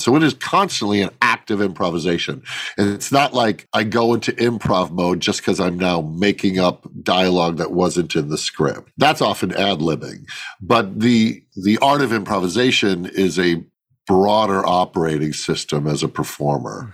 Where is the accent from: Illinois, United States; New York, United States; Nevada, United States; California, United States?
Illinois, United States; Chicago; when I grew up in the Midwest, I grew up in Chicago